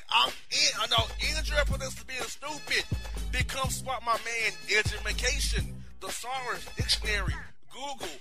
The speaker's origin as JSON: {"language": "English", "town": "Orlando", "region": "Florida", "country": "United States", "tie": "born or raised there", "said": "my hometown of Orlando."}